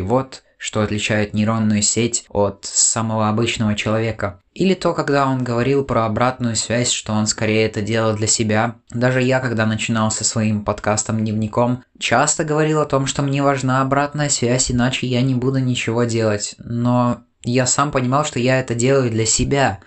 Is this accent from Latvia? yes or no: yes; Latvia; у нас здесь творится